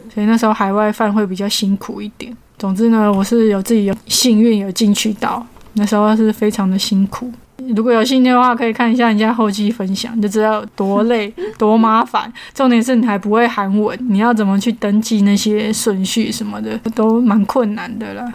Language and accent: Chinese; Taiwan; 我是从台湾来的